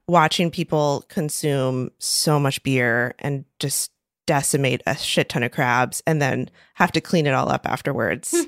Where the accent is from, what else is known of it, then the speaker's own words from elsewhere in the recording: Maryland, United States; I'm from Maryland, and I'm from a very, very small town in the middle of nowhere that's on the Chesapeake Bay